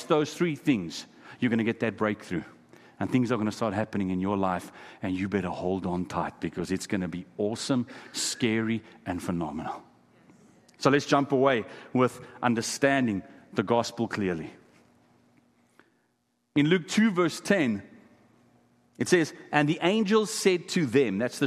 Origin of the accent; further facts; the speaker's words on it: Kimberley, Northern Cape, South Africa; first language Afrikaans; English is a second language; I come from a place called Kimberley in South Africa. It's famous for diamond mines, De Beers diamond mines. Many of the diamonds in the crown jewels come from my hometown.